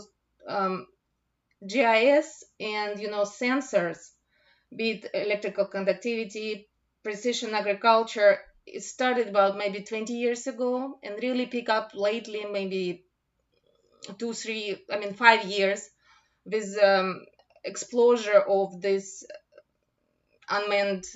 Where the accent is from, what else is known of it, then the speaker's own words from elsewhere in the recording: Russia; also born or lived in Moscow; now in United States; I'm originally from Russia